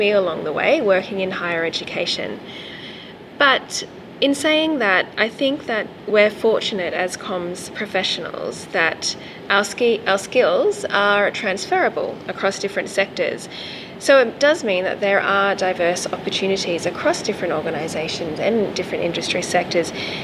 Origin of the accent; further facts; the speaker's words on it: Australia; first language English; moved away as an adult; also born or lived in Canada / Vietnam; now in Spain; I started my career in communications in Australia. I am an Australian